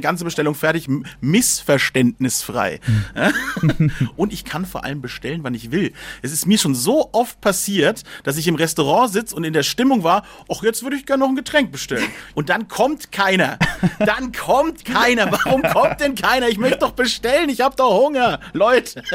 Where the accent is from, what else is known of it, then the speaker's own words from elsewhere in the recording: Germany; bei uns in Deutschland